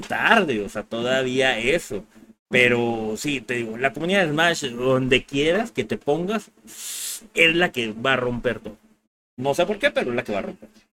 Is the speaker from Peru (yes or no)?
no; Mexico